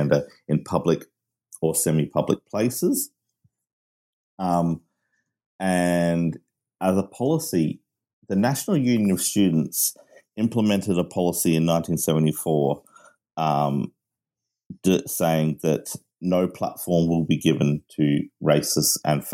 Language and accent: English; Australia; also born or lived in Manchester, United Kingdom; I am Australian of British parents, and I lived in Manchester